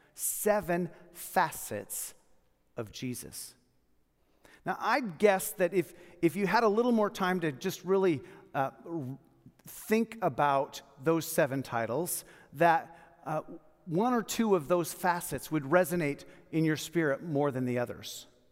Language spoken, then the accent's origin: English; United States; As American Christians